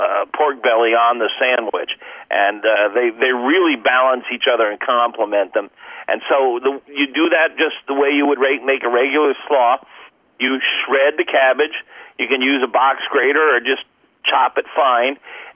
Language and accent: English; Cape Canaveral, Florida, United States; I was raised on Cape Canaveral